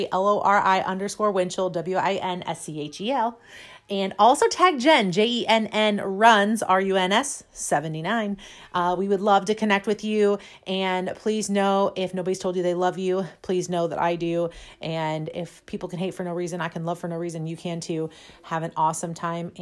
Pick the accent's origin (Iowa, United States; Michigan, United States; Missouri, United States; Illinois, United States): Missouri, United States; St. Louis; we grew up here in St. Louis, and I'm still here